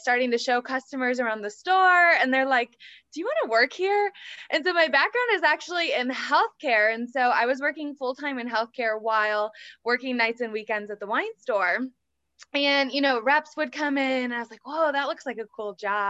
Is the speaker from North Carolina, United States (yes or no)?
no; Michigan, United States; moved away as an adult; now in Kansas City, United States; I was born and raised in Michigan